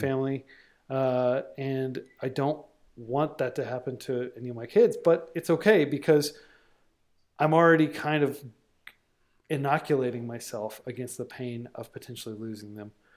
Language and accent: English; United States; being an American in twenty twenty